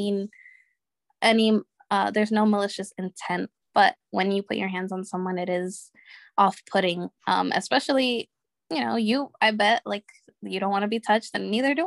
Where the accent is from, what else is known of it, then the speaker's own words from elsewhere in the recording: Connecticut, United States; I'm from Connecticut